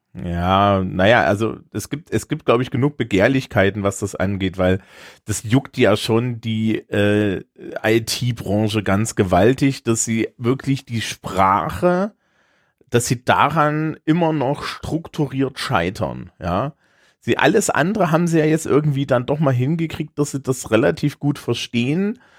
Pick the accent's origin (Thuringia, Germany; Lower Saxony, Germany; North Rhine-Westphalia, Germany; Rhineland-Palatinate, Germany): Thuringia, Germany; accent: slight Thuringian; mein leichtdüringer Akzent